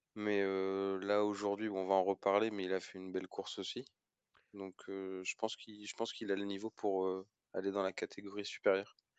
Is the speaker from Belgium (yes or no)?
no; France; en tant que Français